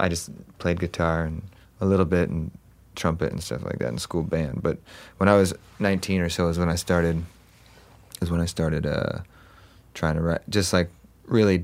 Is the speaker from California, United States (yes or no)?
yes; Huntington Beach, California, United States; also born or lived in Los Angeles, California; I grew up in Orange County, so Huntington Beach